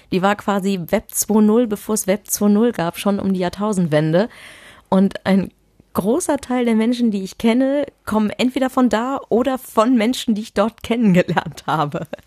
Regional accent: Düsseldorf, North Rhine-Westphalia, Germany; Ich komme aus Düsseldorf.

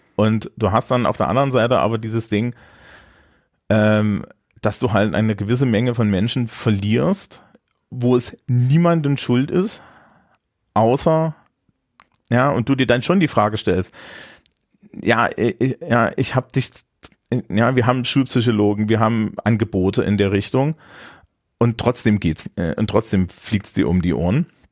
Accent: Thuringia, Germany; moved away; Thüringens, meiner Heimat

